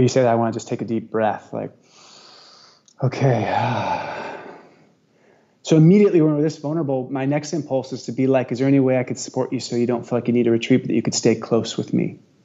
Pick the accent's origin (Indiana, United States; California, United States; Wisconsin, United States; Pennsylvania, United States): California, United States; Santa Cruz; now in Maui, United States; Santa Cruz is one of my hometown